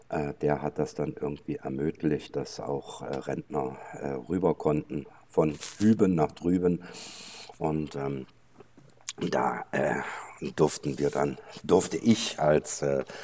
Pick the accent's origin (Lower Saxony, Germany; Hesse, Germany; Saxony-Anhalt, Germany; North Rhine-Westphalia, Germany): Lower Saxony, Germany; Helmstedt; born there; ursprünglich bin ich eigentlich in Helmstedt geboren. Äh, viele Hörer kennen das vielleicht vom Zonengrenzübergang Helmstedt in Niedersachsen.